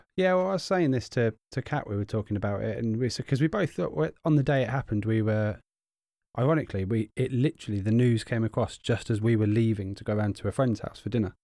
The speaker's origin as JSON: {"language": "English", "country": "United Kingdom", "said": "we're both British. We've both grown up with her as our queen"}